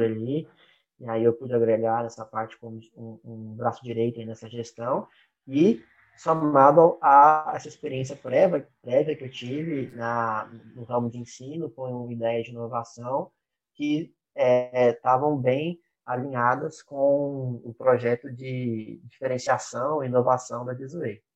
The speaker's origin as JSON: {"language": "Portuguese", "town": "Uberaba", "region": "Minas Gerais", "country": "Brazil", "tie": "born or raised there", "also_born_or_lived": "Belo Horizonte, Brazil / Canada", "moved": "as an adult", "lives_now": "Salvador, Brazil", "said": "eu sou nasci em Belo Horizonte, fui criado no interior de Minas, em Beraba."}